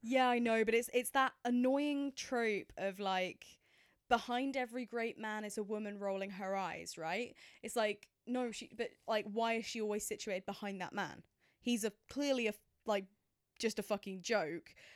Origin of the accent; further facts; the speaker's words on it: England, United Kingdom; as an English person